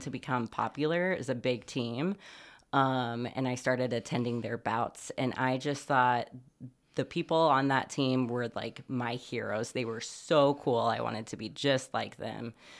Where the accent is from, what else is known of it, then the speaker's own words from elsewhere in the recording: Bloomington, Indiana, United States; also born or lived in Brownsburg, Indiana; now in Muncie, United States; I was born in Bloomington, Indiana, in the hills of southern Indiana